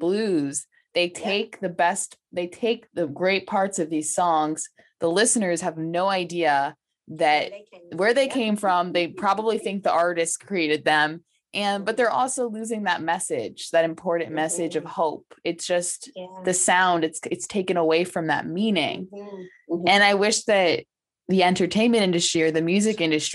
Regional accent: New York, United States; I'm from New York

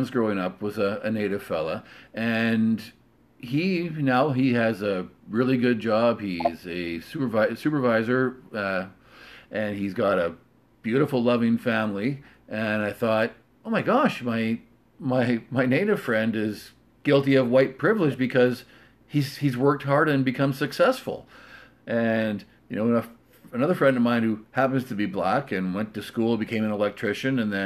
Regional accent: Canada; being Canadian

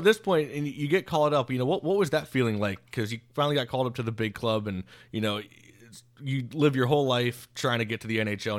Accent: Tampa, Florida, United States; growing up in Tampa

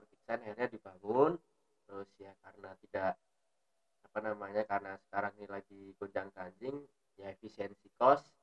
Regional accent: Yogyakarta, Special Region of Yogyakarta, Indonesia; Makanya yang bisa menunjukkan kalau aku awalnya dari Jogja juga tuh apa sih dimulai dari kota kita

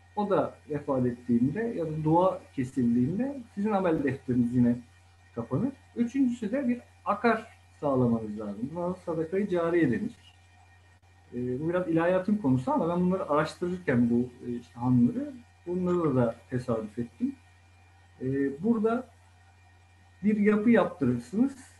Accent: Bursa, Turkey; Çarşı içinde, şehir içinde doğma büyüme, Bursalıyım ben.

